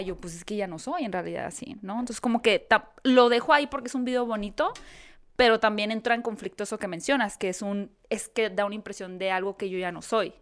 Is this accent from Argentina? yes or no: no; Hermosillo, Sonora, Mexico; moved away as an adult; now in Mexico City, Mexico; yo soy de Hermosillo.